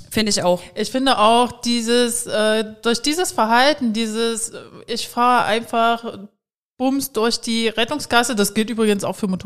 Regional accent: Erfurt, Thuringia, Germany; Wir kommen ja aus Erfurt und äh, vorne am Wenigemarkt im Sommer.

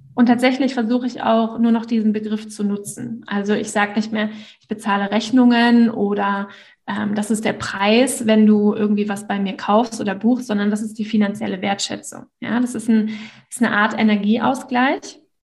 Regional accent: Northern Germany, Germany; ich komme aus dem Norden von Deutschland, von einem kleinen Dörfchen

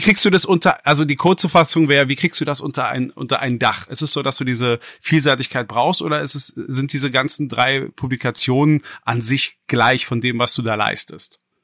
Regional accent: Berlin, Germany; als gebürtiger Westberliner

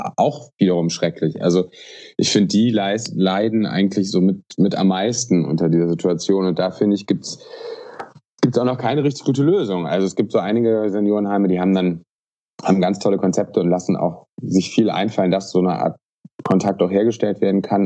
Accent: Aachen, North Rhine-Westphalia, Germany; ich bin äh, aus Aachen

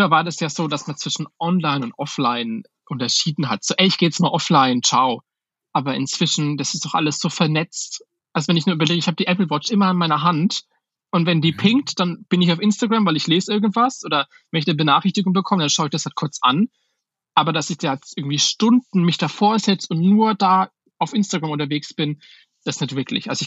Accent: Schweinfurt, Bavaria, Germany; weil ich komme aus Schweinfurt, das ist halt jetzt eine Kleinstadt mit, weiß ich gar nicht, wie viele Einwohner, 50, 60.000 Einwohner.

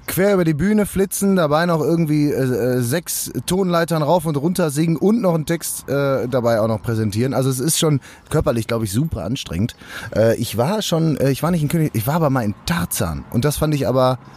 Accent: Bochum, North Rhine-Westphalia, Germany; Ich war noch nie drin als Bochumer

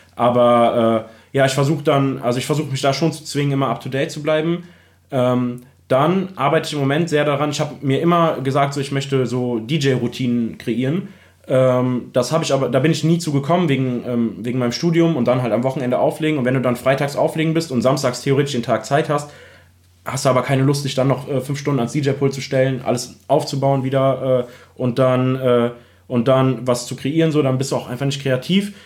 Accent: Remagen, Rhineland-Palatinate, Germany; also born or lived in Bad Breisig; ich komme ursprünglich aus Remagen, äh, das ist in der Nähe

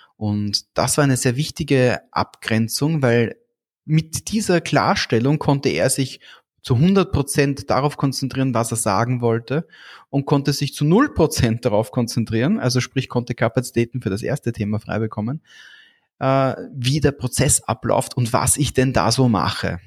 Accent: Austria; bei uns in Österreich

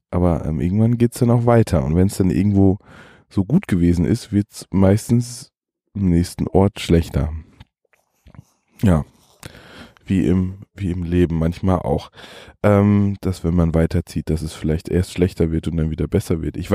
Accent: Germany; äh, das, ähm, also Märkte, auf denen man das kauft, was man zum Leben braucht, ähm, ist für mich als Deutscher irgendwie

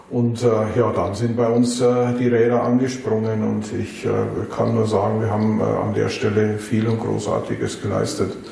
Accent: Bavaria, Germany; now in Düsseldorf, Germany; Natürlich komme ich aus dem wunderschönen Bayerischen Wald, äh, bin aber seit 1991 in Düsseldorf

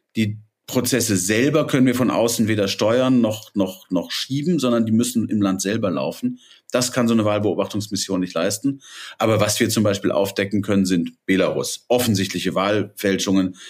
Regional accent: Rhineland, Germany; ich bin ja Rheinländer

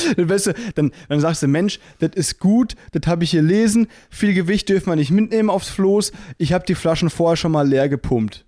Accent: Müllheim, Baden-Württemberg, Germany; moved away; es war eine Kleinstadt, so 20.000 äh, Einwohner im Müllheim, ne? zwischen Freiburg und Basel

